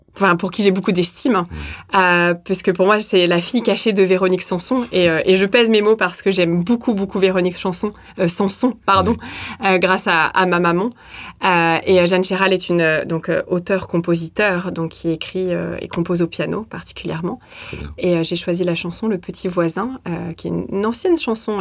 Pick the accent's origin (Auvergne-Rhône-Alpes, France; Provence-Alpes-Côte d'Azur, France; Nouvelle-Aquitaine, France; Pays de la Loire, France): Auvergne-Rhône-Alpes, France; Saint-Étienne; moved away as an adult; also born or lived in Lyon; now in Christchurch, New Zealand; Alors, moi, je suis de Saint-Étienne